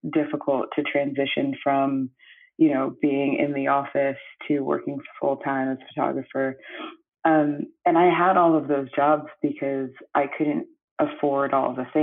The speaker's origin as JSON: {"language": "English", "town": "New York City", "region": "New York", "country": "United States", "tie": "born or raised there", "also_born_or_lived": "Brooklyn / Antigua", "said": "I grew up on the Upper West Side of Manhattan, New York City, and I grew up with my mom predominantly"}